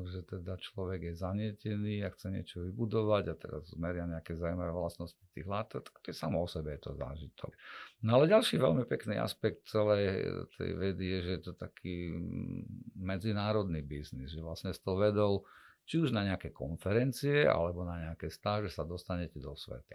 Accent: Košice, Košice Region, Slovakia; som Košičan

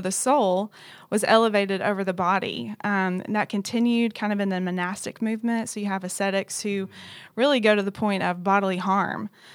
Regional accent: Knoxville, Tennessee, United States; moved away as an adult; also born or lived in Dallas, Texas; now in Louisville, United States; I'm originally from Knoxville, Tennessee

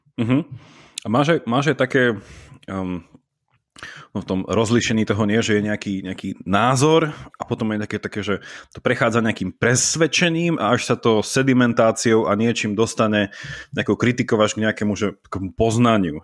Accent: Slovakia; moved away as an adult; also born or lived in Italy; ja som odišiel zo Slovenska študovať na výšku do Talianska

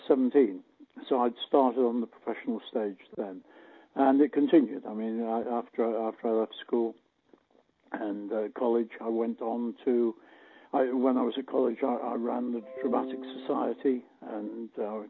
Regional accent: Blackpool, North West England, United Kingdom; in Blackpool, surprisingly, in my hometown

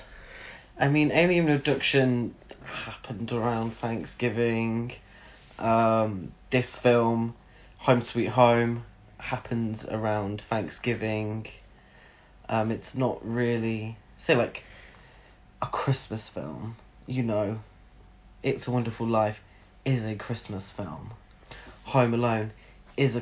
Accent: United Kingdom; us being British

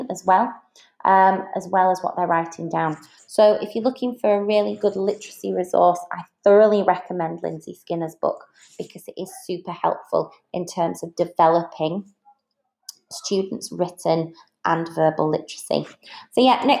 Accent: Yorkshire and the Humber, United Kingdom; accent: Yorkshire; moved away as an adult; now in Dubai, United Arab Emirates; all the Yorkshire informalities were coming out of my mouth

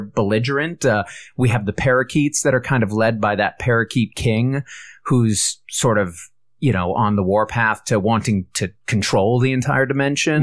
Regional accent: United States; as an American

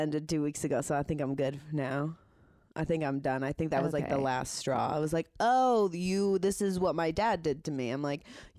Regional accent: Hartford, Connecticut, United States; I'm from Hartford, Connecticut. My mom raised us in Farmington. My dad raised us from Plainville.

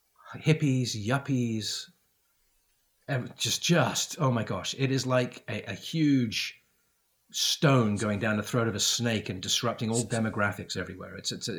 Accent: United Kingdom; I grew up in Great Britain. Great Britain's a great country

